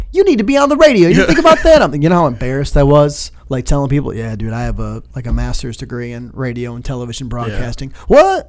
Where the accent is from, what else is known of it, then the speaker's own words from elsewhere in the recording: Royal Oak, Michigan, United States; moved away as an adult; also born or lived in Toledo, Ohio; now in South Bend, United States; I'm originally from, like, the Detroit, Michigan area